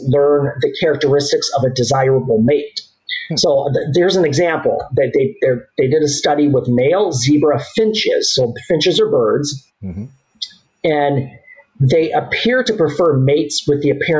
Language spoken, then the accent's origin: English; Southgate, Michigan, United States; born or raised there